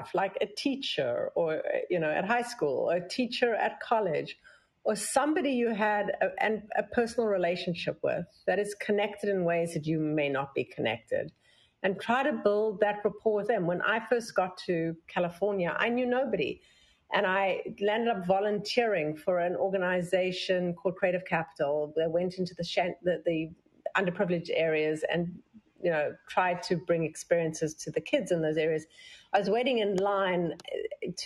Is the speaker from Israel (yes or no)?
no; South Africa; now in New York, United States; I came from South Africa